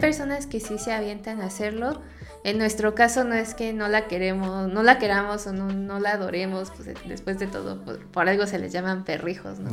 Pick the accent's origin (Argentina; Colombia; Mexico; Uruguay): Mexico; siendo mexicano